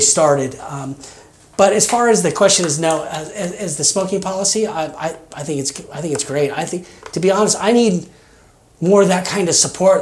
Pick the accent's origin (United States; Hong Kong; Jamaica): United States; Kansas; moved away as an adult; also born or lived in Colorado / Arizona / Las Vegas, Nevada; now in Oregon, United States; I grew up in Kansas. Uh, I, I stayed there uh, pretty much my first 25 years.